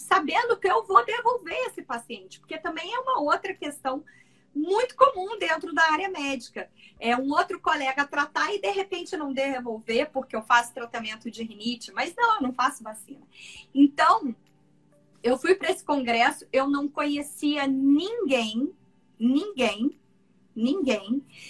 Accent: Cuiabá, Mato Grosso, Brazil; now in Niterói, Brazil; moro em Niterói, mas sou de Cuiabá, Mato Grosso

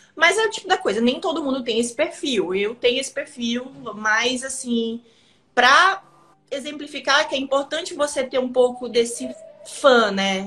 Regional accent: Maranhão, Brazil; also born or lived in São Paulo; now in São Luís, Brazil; Eu cresci aqui no Maranhão, mas eu fui para São Paulo

